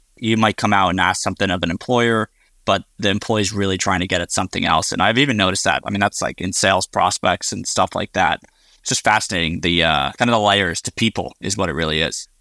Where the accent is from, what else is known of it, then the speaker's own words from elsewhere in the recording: Northeast, United States; I grew up in the Northeast.